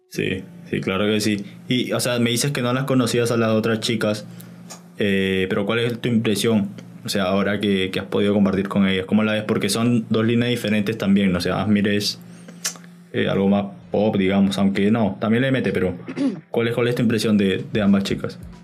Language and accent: Spanish; Lima, Peru; yo también soy de Lima